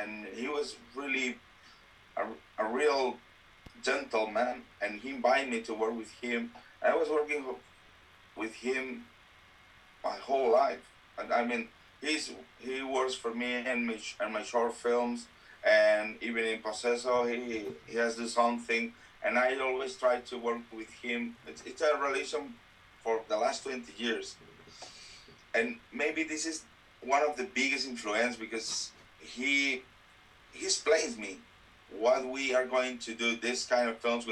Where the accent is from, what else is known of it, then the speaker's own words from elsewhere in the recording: Valencia, Valencian Community, Spain; English is a second language; I was working in the animation business in my hometown in Valencia.